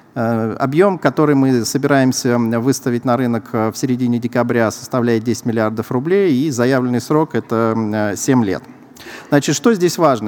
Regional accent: Saint Petersburg, Russia; Я сам из Санкт-Петербурга

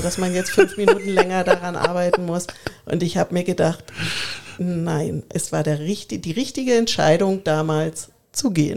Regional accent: Braunschweig, Lower Saxony, Germany; moved away as an adult; now in Bavaria, Germany; in meiner Heimat in Braunschweig

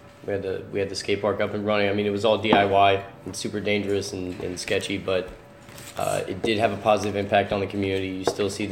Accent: Dallas, Texas, United States; now in Trenton, United States; I'm not originally from Trenton, but growing up in Dallas area, down in Texas

